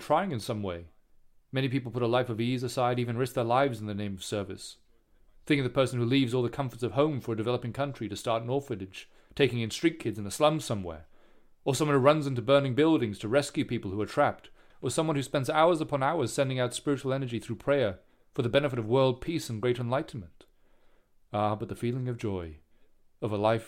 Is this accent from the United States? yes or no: no; Singapore; I grew up in Singapore